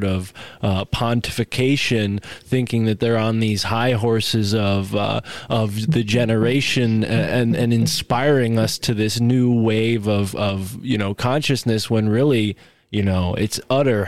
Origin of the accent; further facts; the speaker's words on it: New England, United States; us New Englanders